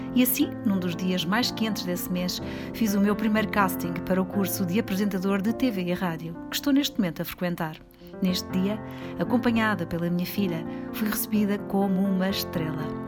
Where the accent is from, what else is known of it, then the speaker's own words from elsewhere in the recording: Lisbon, Portugal; tenho 46 anos e venho de Lisboa